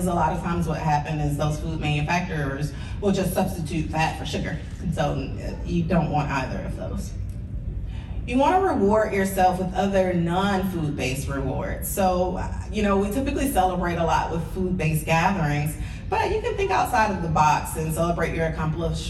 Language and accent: English; the South, United States; I'm from the South